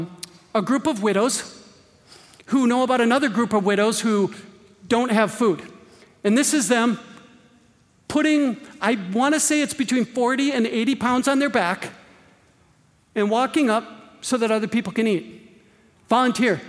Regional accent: Green Bay, Wisconsin, United States; I was born and raised in Green Bay. I can hear Lambeau Field from my backyard

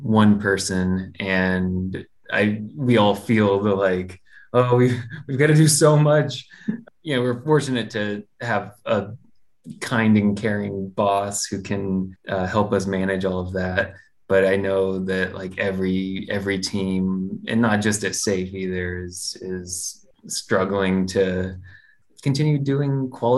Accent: Galesburg, Illinois, United States; now in Austin, United States; Galesburg, where I'm from, a little place in Illinois

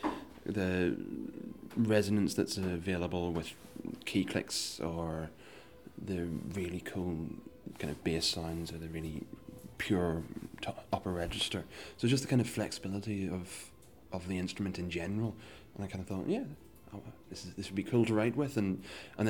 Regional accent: Northern Ireland, United Kingdom; now in Glasgow, United Kingdom; I'm originally from Northern Ireland, but currently based in Glasgow

